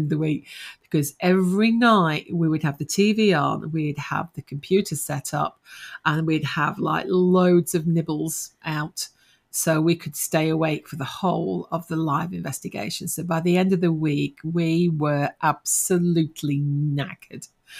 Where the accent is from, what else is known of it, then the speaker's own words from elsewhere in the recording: Nottingham, East Midlands, United Kingdom; now in Australia; I'm originally from Nottingham.